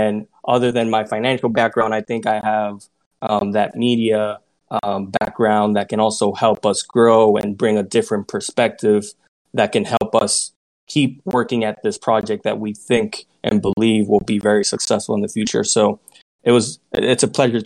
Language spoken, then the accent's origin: English; Puerto Rico; moved away as an adult; now in United States; I'm originally born and raised in Puerto Rico, and I moved to the States to continue my career